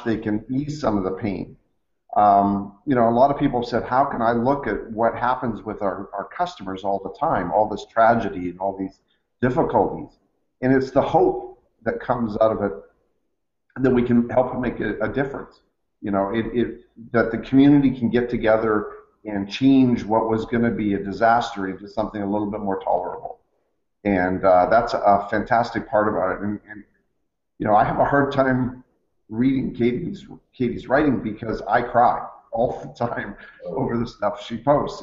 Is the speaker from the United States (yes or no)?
no; Canada; I'm Canadian